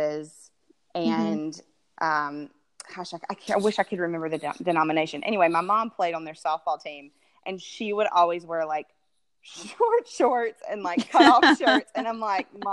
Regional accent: Tuscaloosa, Alabama, United States; moved away as an adult; now in Atlanta, United States; I'm originally from Alabama, so you can hear it probably in the voice, but, it was in Tuscaloosa, Alabama

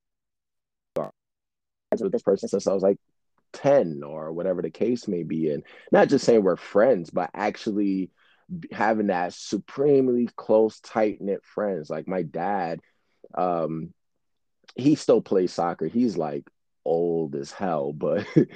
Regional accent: New York City, New York, United States; growing up in Brooklyn

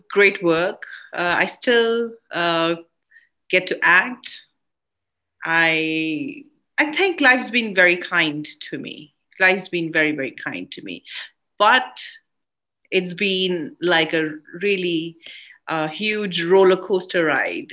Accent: India; I am an Indian film actress and been working for the last 30 years in the cinemas

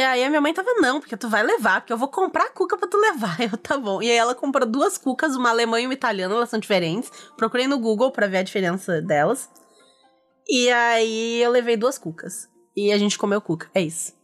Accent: Rio Grande do Sul, Brazil; aqui, como gaúcha

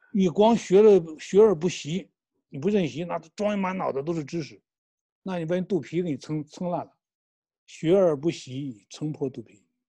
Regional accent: China; 我们中国人

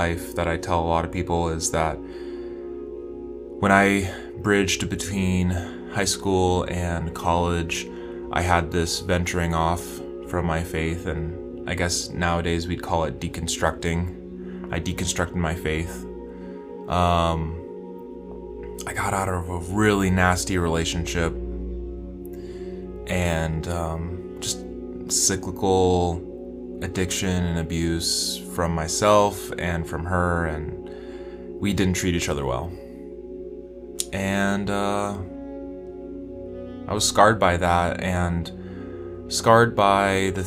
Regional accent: West Kentucky, United States; I grew up in Kentucky, in West Kentucky

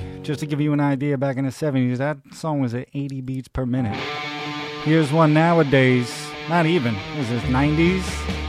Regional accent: New York City, New York, United States; I'm a New Yorker, so I grew up in CBGBs.

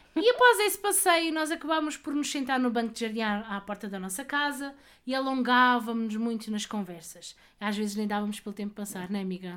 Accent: Palmela, Setúbal, Portugal; tenho 33 anos e sou de Palmela

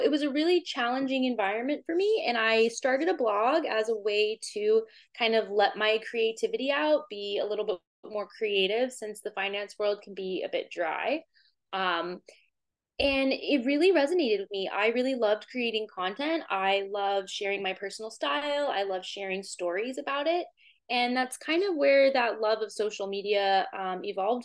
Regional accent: Corpus Christi, Texas, United States; now in Boston, United States; I grew up in South Texas, Corpus Christi, Texas.

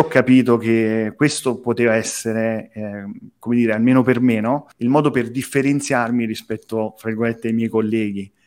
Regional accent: Campania, Italy; Io sono campano

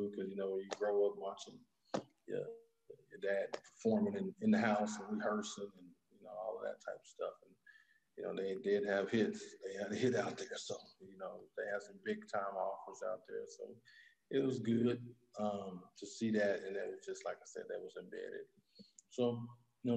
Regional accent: Indianapolis, Indiana, United States; I'm originally from Indianapolis, born and raised in Indianapolis, east side of Indianapolis

